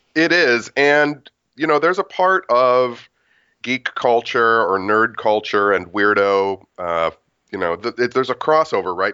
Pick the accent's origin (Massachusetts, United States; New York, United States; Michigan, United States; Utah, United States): Michigan, United States; Detroit; also born or lived in Royal Oak, Michigan; I was a punk rock kid growing up in Detroit.